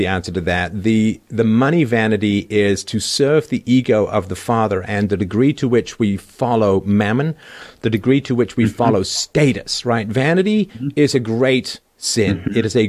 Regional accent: London, United Kingdom; my little apartment that I grew up in London

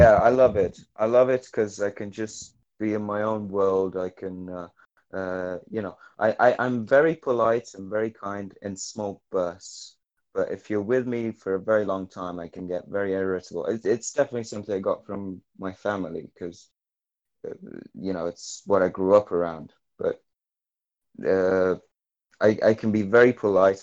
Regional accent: Naples, Campania, Italy; I'm from Naples

